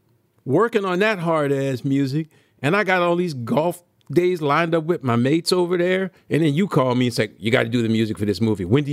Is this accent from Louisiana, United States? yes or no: yes; New Orleans, Louisiana, United States; thank God I was from New Orleans